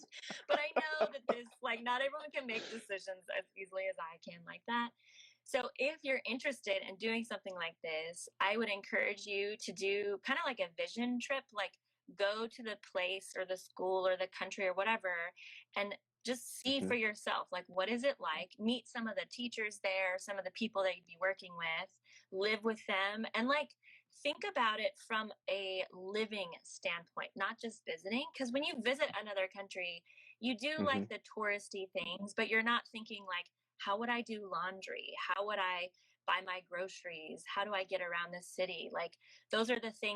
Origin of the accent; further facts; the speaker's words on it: United States; moved away as an adult; I'll say America